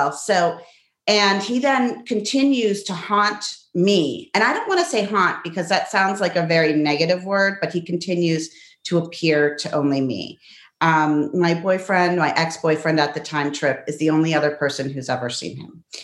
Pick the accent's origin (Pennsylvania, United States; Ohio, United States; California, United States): Pennsylvania, United States; Pittsburgh; also born or lived in La Plata, Argentina; So I was born in Argentina, but grew up in Pittsburgh.